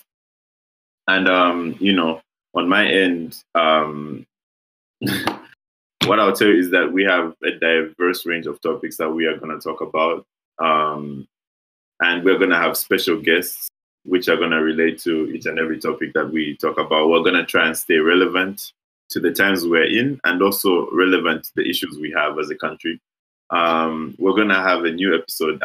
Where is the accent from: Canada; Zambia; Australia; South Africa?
Zambia; Lusaka, Lusaka Province; we are from Lusaka